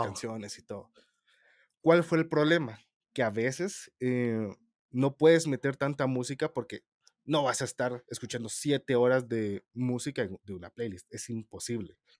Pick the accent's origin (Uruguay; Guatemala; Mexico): Guatemala; soy el típico guatemalteco que es mil usos